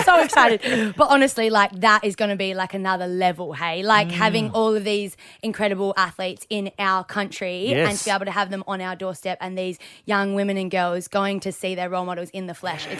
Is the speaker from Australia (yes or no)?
yes; Margaret River, Western Australia, Australia; Growing up in Margaret River was like the best childhood I've